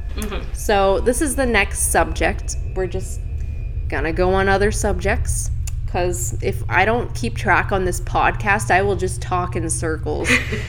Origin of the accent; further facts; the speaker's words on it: Philippines; I know this is real, like I'm from the Philippines, like this is a real